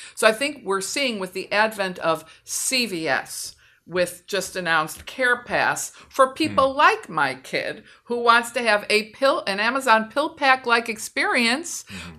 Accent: Michigan, United States; moved away as an adult; also born or lived in Philadelphia; I studied economics as an undergrad at University of Michigan, which is my home state

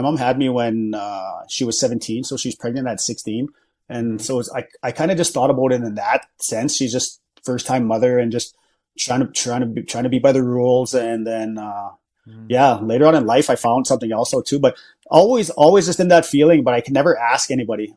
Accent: Battleford, Saskatchewan, Canada; I'm from the Battleford area, okay. so that's where I grew up

